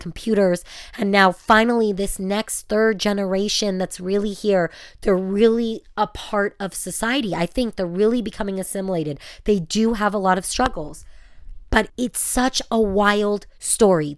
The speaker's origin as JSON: {"language": "English", "country": "United States", "moved": "yes", "lives_now": "Israel", "said": "I'm American"}